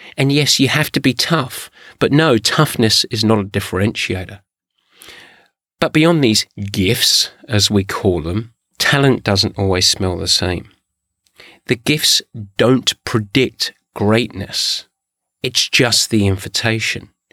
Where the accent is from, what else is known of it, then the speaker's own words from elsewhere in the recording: England, United Kingdom; I'm English